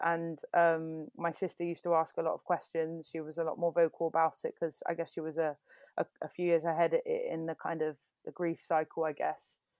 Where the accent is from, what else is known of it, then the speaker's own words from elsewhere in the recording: Bexleyheath, London, United Kingdom; now in Bristol, United Kingdom; I'm from London, but really I'm from Bexley Heath